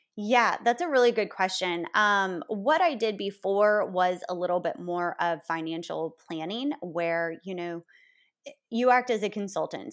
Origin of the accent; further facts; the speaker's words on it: Florida, United States; now in New Orleans, United States; I grew up in a small town in Florida